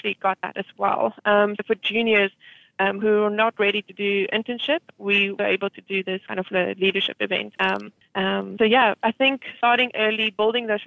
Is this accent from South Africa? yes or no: yes; South Africa; moved away as an adult; also born or lived in Birmingham, Alabama; now in New York City, United States; growing up in South Africa, majority of us usually think about going into some form of accounting or finance